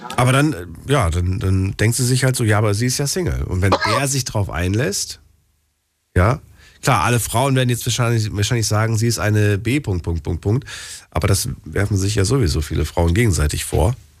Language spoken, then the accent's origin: German; Frankfurt, Hesse, Germany; in Frankfurt, da bin ich ja groß geworden